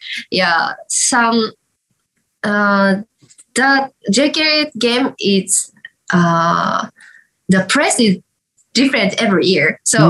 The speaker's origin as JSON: {"language": "English", "town": "Hatsukaichi", "region": "Hiroshima", "country": "Japan", "tie": "born or raised there", "also_born_or_lived": "Osaka", "second_language": "English", "moved": "as an adult", "said": "That's my hometown, yes."}